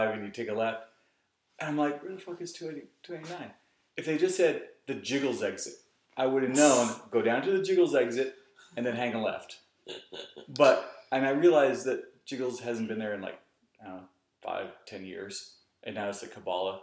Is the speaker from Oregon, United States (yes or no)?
yes; Portland, Oregon, United States; Born and raised in Portland. Sixth generation Oregonian